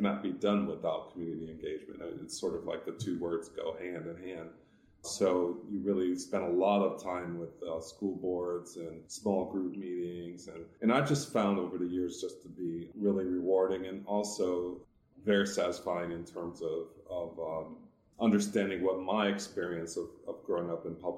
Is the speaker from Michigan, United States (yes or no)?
yes; Detroit, Michigan, United States; moved away as an adult; also born or lived in Washington, D.C. / Illinois; now in Arizona, United States; I'm originally from Detroit. I've been out of Detroit now for 20 years